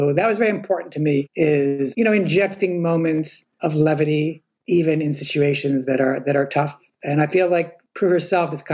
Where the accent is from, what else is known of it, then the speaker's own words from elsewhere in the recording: New York City, New York, United States; I grew up in Morningside Heights